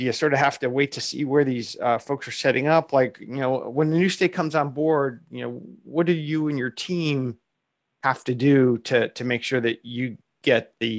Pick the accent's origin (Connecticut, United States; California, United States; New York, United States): Connecticut, United States; my home state of Connecticut